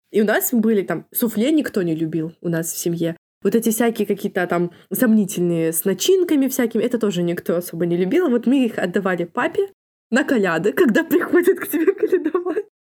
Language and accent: Russian; Kobryn, Brest Region, Belarus; moved away as an adult; у меня в Кобрине дело в том, что, ну, в моём родном городе у меня лучшие подружки